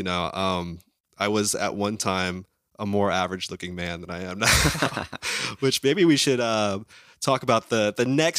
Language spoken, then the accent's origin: English; Midwest, United States; I grew up in the Midwest, though.